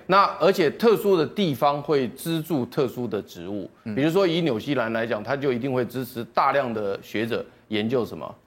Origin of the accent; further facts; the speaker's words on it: Taiwan; 我们台湾人